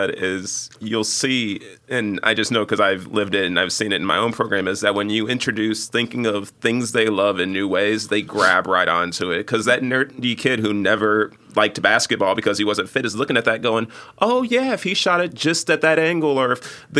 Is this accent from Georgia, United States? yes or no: no; Chicago, Illinois, United States; Yeah. 95th and Halsted. Like I'm far south side